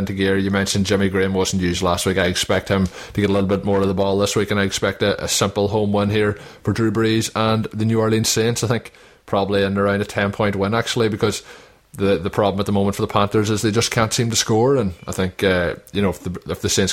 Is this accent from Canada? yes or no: no; Ireland; a fellow Irishman